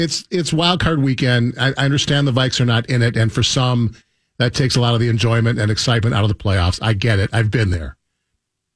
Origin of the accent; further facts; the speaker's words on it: Milwaukee, Wisconsin, United States; moved away; I grew up in Milwaukee.